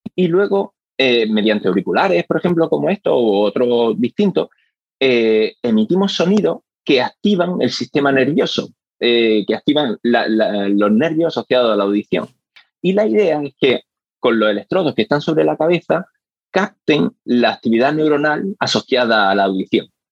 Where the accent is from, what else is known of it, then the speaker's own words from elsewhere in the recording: Granada, Andalusia, Spain; moved away as an adult; now in Australia; volver a mi ciudad natal, a Granada